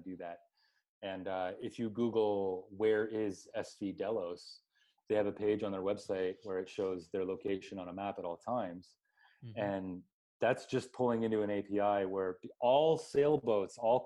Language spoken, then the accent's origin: English; Canada; moved away; we're planning to head back to my home country, which is a scary place to be. Canada